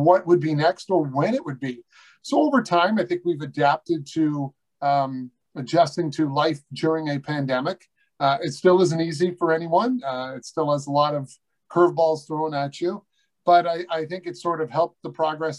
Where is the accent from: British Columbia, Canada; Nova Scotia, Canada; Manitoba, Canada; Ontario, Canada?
Ontario, Canada; Newmarket; my hometown of Newmarket